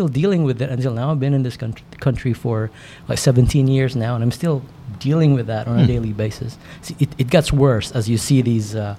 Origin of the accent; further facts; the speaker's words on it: Philippines; moved away; I come from the Philippines in Southeast Asia